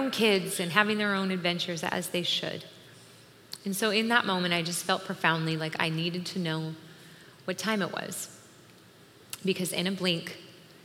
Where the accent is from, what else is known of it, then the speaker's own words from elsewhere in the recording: Washington, United States; now in Minnesota, United States; My husband and I are actually originally from Washington, so is John, who's here next week. We're all from Washington State